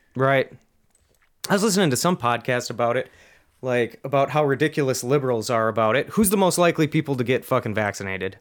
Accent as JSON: {"language": "English", "region": "Minnesota", "country": "United States", "said": "I'm from Minnesota"}